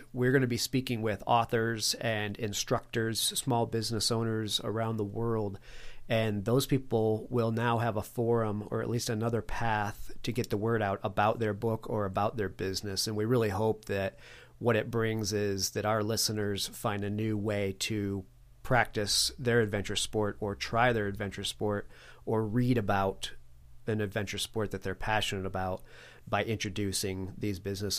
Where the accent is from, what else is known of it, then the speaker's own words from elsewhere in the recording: Connecticut, United States; now in Colorado, United States; I live in Colorado, and I moved here about 15 years ago, I guess. I grew up on the East Coast, up in Connecticut.